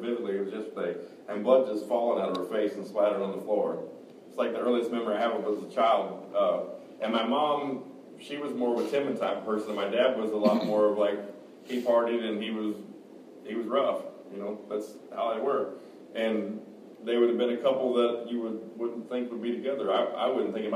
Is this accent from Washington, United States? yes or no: no; Kansas City, Missouri, United States; also born or lived in Excelsior Springs, Missouri; I was born in Kansas City, Missouri. My parents, Forrest, or everybody called him Eugene, and Debbie lived in Excelsior Springs